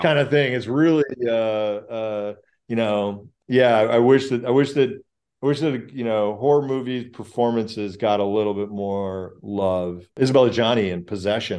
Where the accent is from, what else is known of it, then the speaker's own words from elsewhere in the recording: Chicago, Illinois, United States; I grew up in Chicago